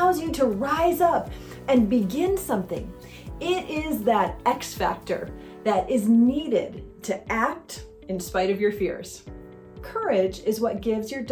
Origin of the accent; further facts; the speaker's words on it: Michigan, United States; now in Southern California, United States; I grew up in Michigan on a little inland lake called Higgins Lake.